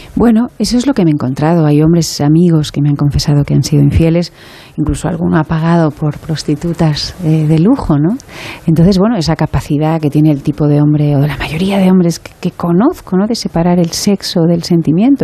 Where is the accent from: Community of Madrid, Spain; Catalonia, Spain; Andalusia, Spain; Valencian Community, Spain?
Catalonia, Spain; Barcelona; soy muy de Barcelona